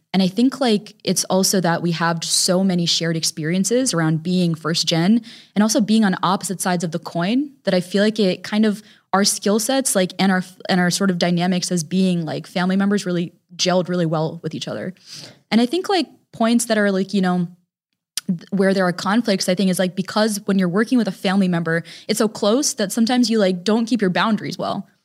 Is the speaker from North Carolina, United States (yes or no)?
no; Connecticut, United States; We were raised in Connecticut